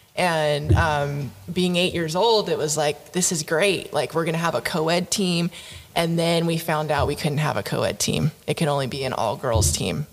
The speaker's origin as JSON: {"language": "English", "town": "Oxnard", "region": "California", "country": "United States", "tie": "born or raised there", "also_born_or_lived": "Fullerton, California", "said": "I grew up in Oxnard, California"}